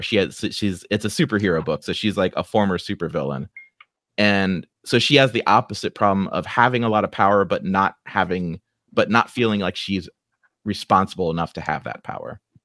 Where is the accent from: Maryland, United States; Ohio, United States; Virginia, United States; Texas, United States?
Ohio, United States; Dayton; accent: Ohioan; also born or lived in Beavercreek; I grew up right here in Dayton